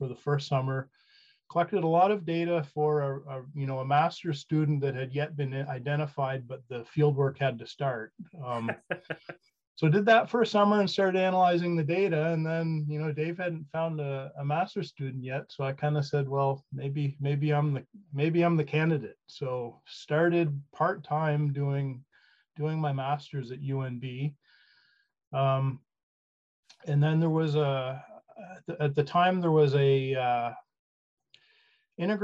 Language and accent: English; Fredericton, New Brunswick, Canada; I'm from Fredericton, and you kind of grow up embedded in, you know, there's a lot of forestry activity, obviously, in New Brunswick.